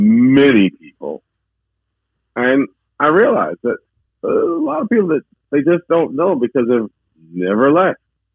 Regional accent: Jamaica; also born or lived in United States / Canada / Atlanta / Norfolk; Well, I was born in the United States of America. I was raised in Jamaica, West Indies. And then I went to Canada.

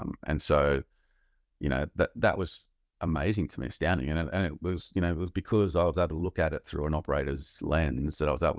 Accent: Australia; As an Australian military and intelligence officer, I had very little to do with the private sector

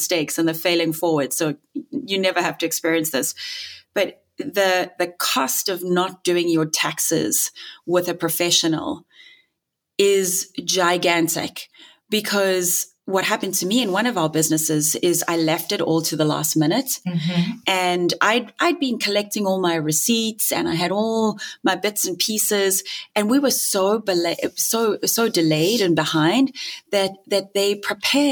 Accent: South Africa; moved away; I'm South African too, in case you didn't hear the funny accent.

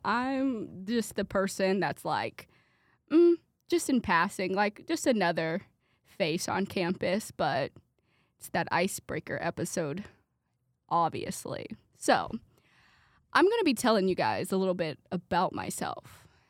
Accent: Brownsburg, Indiana, United States; I am from Brownsburg, Indiana

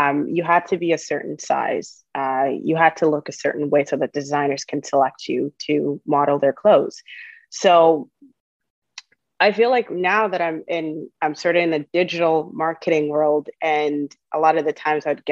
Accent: Toronto, Ontario, Canada; English is a second language; also born or lived in Uganda; I grew up in Scarborough

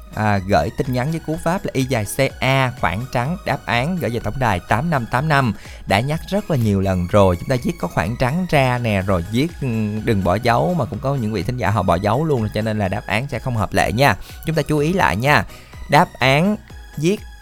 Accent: Mỏ Cày, Bến Tre, Vietnam; quê thì ở mỏ cài

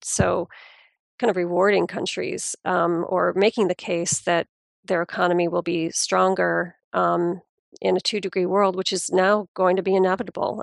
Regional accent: United States; being an American

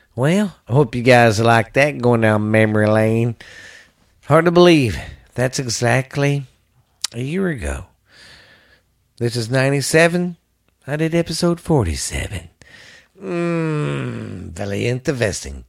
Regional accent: the South, United States; I'm from the South

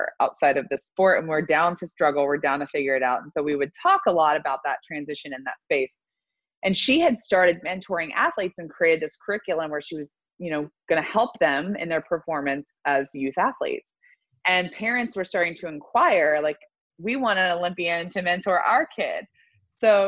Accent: Louisville, Kentucky, United States; moved away as an adult; also born or lived in Florida; I grew up in Louisville, Kentucky

